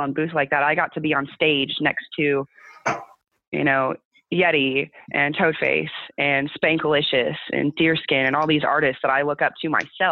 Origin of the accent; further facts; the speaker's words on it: Southern California, United States; moved away; I'm born and raised in California, not northern, southern